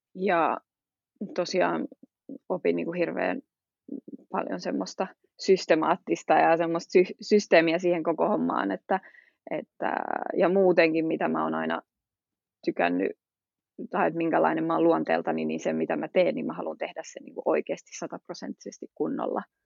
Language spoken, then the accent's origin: Finnish; Finland; also born or lived in Switzerland / England; now in Belgium